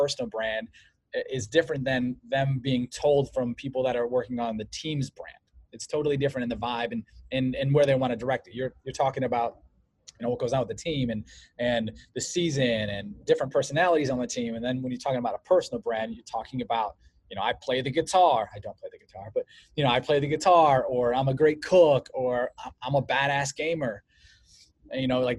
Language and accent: English; Cleveland, Ohio, United States; I'm from Cleveland, Ohio. I was a Cleveland Browns, Cavs, Indians fan